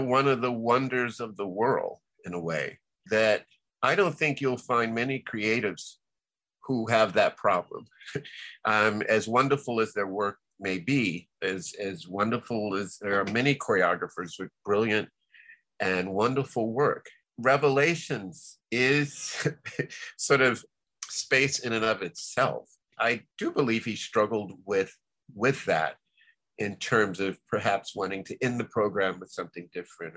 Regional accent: Miami, Florida, United States; as a child growing up in Liberty City

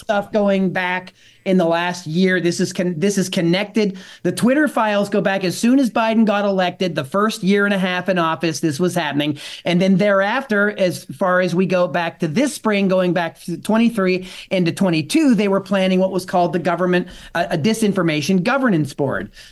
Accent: outside of Pittsburgh, Pennsylvania, United States; I grew up outside of Pittsburgh

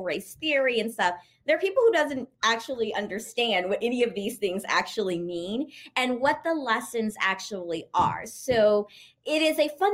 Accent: Louisiana, United States; moved away as an adult; also born or lived in Texas; now in New York, United States; I'm actually originally from Louisiana and went to college in Texas

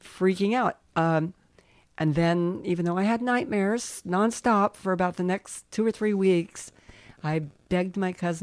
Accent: Colorado Springs, Colorado, United States; also born or lived in Manhattan, Kansas / Randolph, Kansas; by the time I was in second grade, I was in Colorado Springs

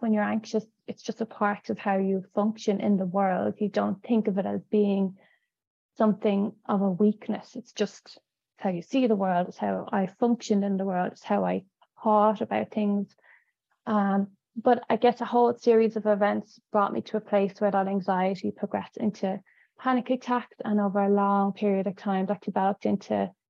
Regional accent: Dublin, Leinster, Ireland; I grew up in Dublin in the 80s.

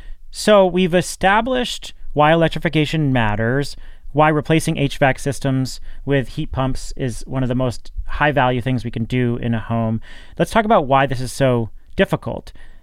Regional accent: New England, United States; I'm from New England, so we use the word wicked all the time.

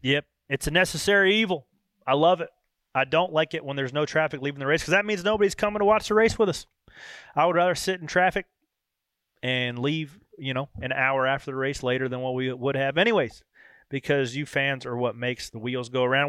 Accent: North Carolina, United States; which I was born in North Carolina, but the northeast claims me as one of their own

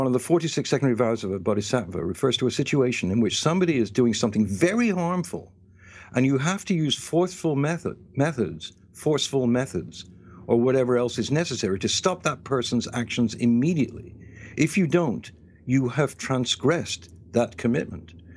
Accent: England, United Kingdom; moved away; when I was living in England, growing up in England

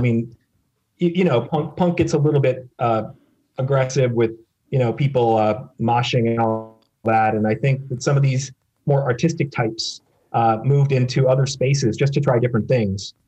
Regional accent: Minneapolis, Minnesota, United States; also born or lived in Chicago, Illinois; now in New York, United States; I was born in the Minneapolis suburban area

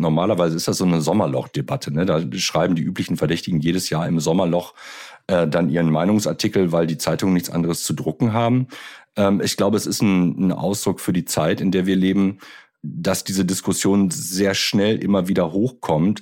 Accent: Germany; wir uns jetzt als Deutsche

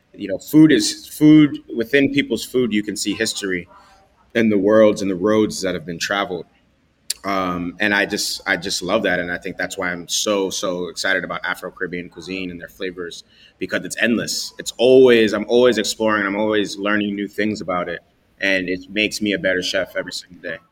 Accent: New York City, New York, United States; growing up in the Bronx

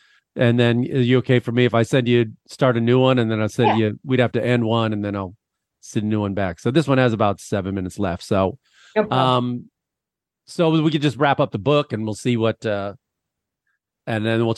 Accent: Midwest, United States; now in Los Angeles, United States; I grew up in the Midwest with no mountains

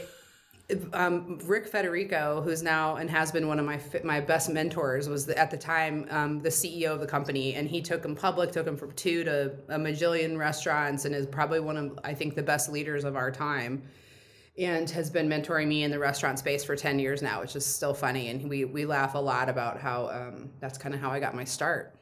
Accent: Indiana, United States; also born or lived in San Antonio, Texas / Florida; now in Phoenix, United States; I was born in San Antonio, but I grew up in Indiana and then lived in Florida for a while.

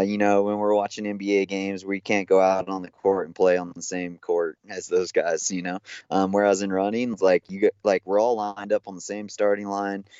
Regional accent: Big Bear Lake, California, United States; I grew up in Big Bear Lake in Southern California

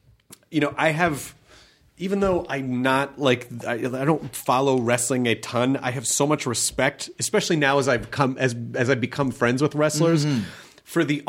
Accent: Memphis, Tennessee, United States; but you know, I grew up in Memphis

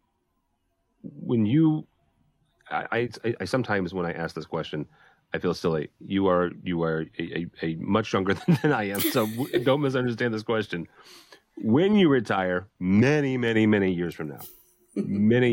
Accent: St. Louis, Missouri, United States; I'm born and raised in St. Louis

